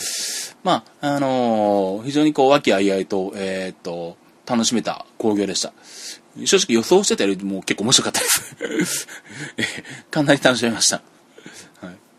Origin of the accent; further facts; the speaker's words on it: Yaizu, Shizuoka, Japan; 地元静岡の焼津で